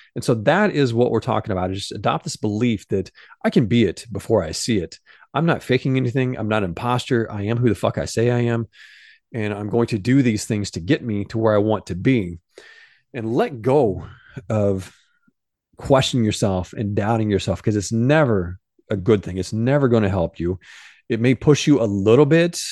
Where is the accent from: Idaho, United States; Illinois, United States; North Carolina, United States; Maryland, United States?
Illinois, United States; Benton; moved away; John Malkovich, came from my hometown. He grew up in the very same town that I grew up